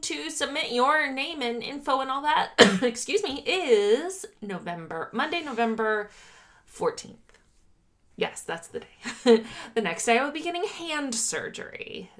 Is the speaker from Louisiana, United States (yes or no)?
yes; Louisiana, United States; Jim Bowie was the biggest charlatan to ever come from my home state of Louisiana, which is saying a lot since the state is known for producing charlatans.